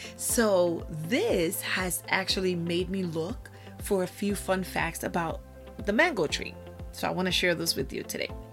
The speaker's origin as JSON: {"language": "English", "country": "Puerto Rico", "tie": "born or raised there", "said": "I was born in Puerto Rico. And I was raised in my grandmother's house"}